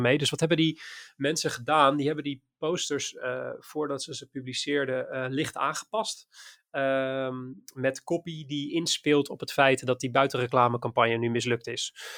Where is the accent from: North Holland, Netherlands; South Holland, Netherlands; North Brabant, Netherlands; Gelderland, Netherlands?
South Holland, Netherlands; Maassluis; also born or lived in IJburg, Amsterdam; now in Amsterdam, Netherlands; uit mijn geboortestad. Of eh, uit de stad waar ik vandaan kom, Maasluis